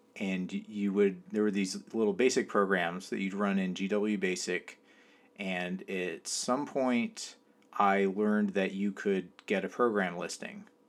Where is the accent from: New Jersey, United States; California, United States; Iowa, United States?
California, United States; now in New York, United States; I grew up in California. I live in New York, uh, right now.